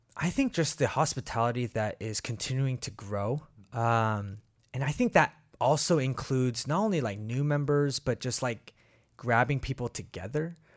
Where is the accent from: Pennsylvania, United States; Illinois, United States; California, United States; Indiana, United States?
California, United States; Bay Area; moved away as an adult; also born or lived in Korea / Kansas City, Missouri; now in Portland, United States; we came to, uh, the Bay Area and did kindergarten to, uh, high school, public school